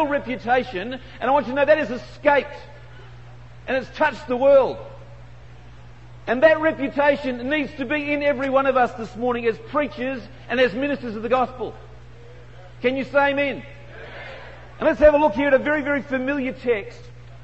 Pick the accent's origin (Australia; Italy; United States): Australia; accent: Aussie; I'm from Australia